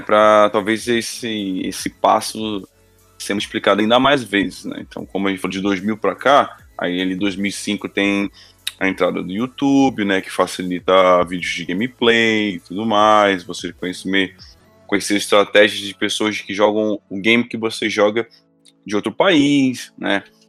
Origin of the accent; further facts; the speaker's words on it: Brazil; como brasileiro